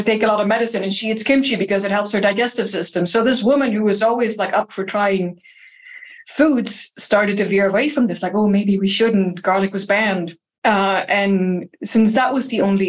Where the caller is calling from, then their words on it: Lund, Skåne, Sweden; I'm calling from Lund in Sweden